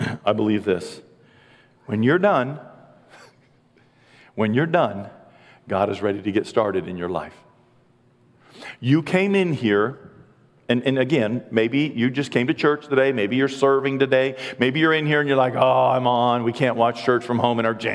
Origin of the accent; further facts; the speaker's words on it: United States; being an American